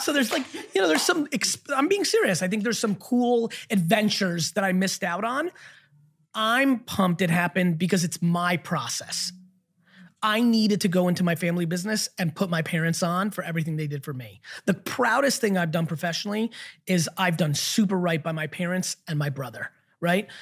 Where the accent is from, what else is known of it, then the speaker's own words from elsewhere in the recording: New Jersey, United States; I grew up in the East Coast in Jersey